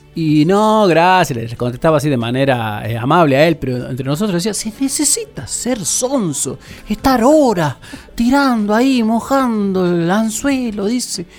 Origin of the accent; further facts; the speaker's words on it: Goya, Corrientes, Argentina; soy de Goya Corrientes también